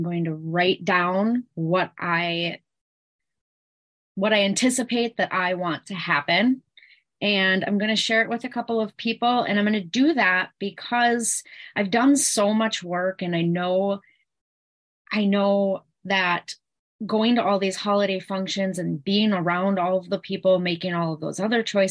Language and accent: English; Eau Claire, Wisconsin, United States; I am from Eau Claire and Wisconsin